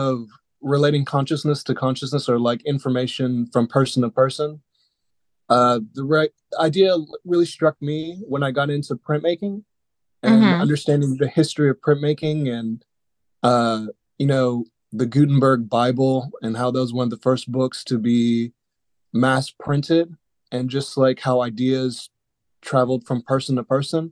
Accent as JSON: {"language": "English", "town": "Dallas", "region": "Texas", "country": "United States", "said": "I'm originally from Dallas, Texas"}